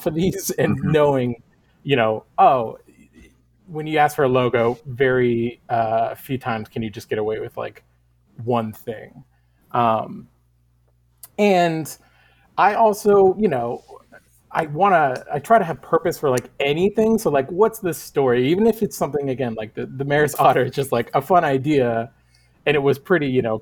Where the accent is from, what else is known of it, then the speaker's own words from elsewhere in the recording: Northern California, United States; moved away as an adult; now in Portland, United States; I'm originally from Northern California, and I moved up to Portland about 11, 12 years ago.